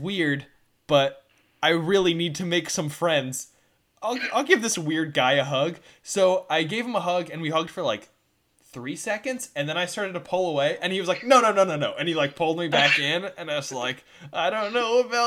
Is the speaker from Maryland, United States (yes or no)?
yes; Maryland, United States; I grew up in Maryland.